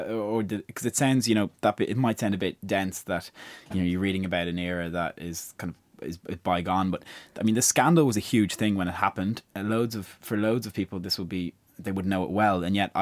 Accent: Ireland; as an Irish person coming on the tail end of huge land speculation over recent years, I could kind of draw some parallels between how that had happened in Britain in the 60s and in Ireland, I suppose, in the 90s and 2000s.

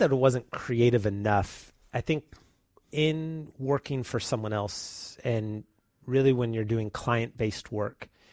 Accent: San Leandro, California, United States; born and raised here in the Bay Area, grew up in San Leandro, um, went to San Leandro High School

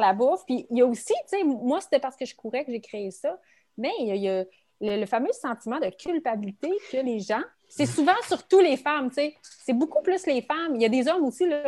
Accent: Quebec City, Quebec, Canada; je suis 100% québécoise. Et très fière de dire aussi que je suis, de la région de Québec, je suis de la région de la capitale nationale

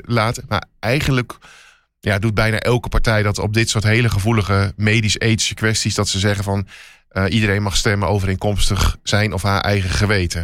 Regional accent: Twente, Overijssel, Netherlands; ik kan het uitspreken als geboren Twentenaar

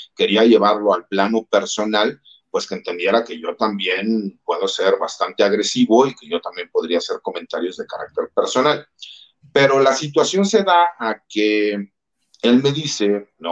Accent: Mexico; como mexicanos, más del ambiente donde yo vengo, que es el ambiente militar

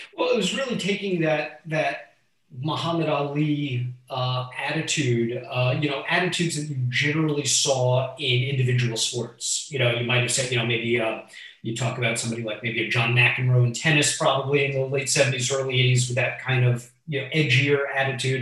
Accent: Miami Beach, Florida, United States; I was born in Miami Beach in 1978.

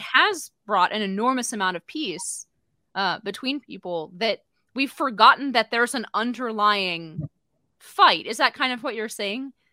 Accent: United States; as an American

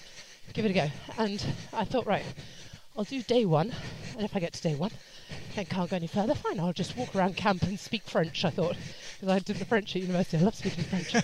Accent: under the Heathrow flight path, London, United Kingdom; I grew up under the flight path as well.

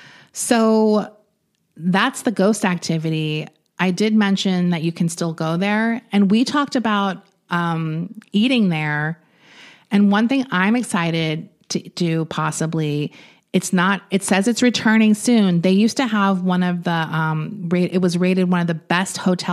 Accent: Long Island, New York, United States; when I grew up on Long Island

